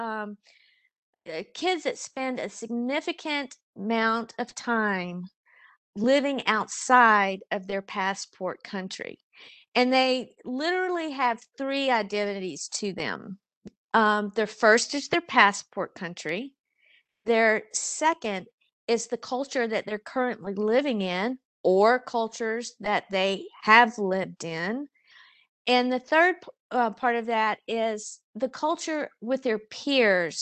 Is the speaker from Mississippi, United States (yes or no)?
yes; South Mississippi, United States; moved away as an adult; I grew up in South Mississippi. I was born and raised in the same town that I, grew up in. I spent the first 18 years of my life in a small rural town